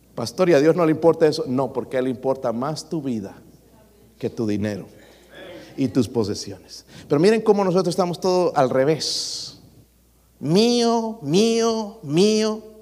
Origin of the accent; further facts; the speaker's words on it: El Salvador; now in United States; yo soy del Salvador